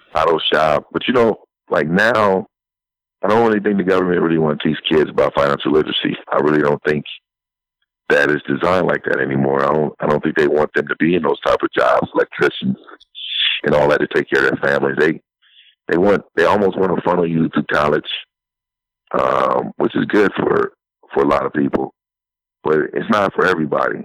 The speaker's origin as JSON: {"language": "English", "town": "San Francisco", "region": "California", "country": "United States", "tie": "born or raised there", "moved": "yes", "said": "I'm originally from San Francisco, so I was born and raised there"}